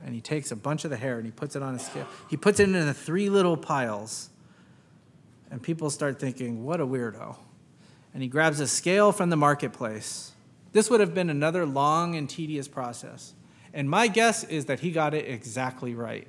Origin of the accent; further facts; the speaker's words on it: United States; growing up in American public schools